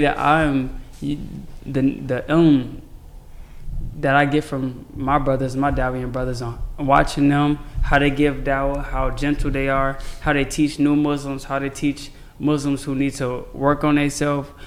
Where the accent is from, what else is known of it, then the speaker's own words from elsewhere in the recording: Chicago, Illinois, United States; I'm from Chicago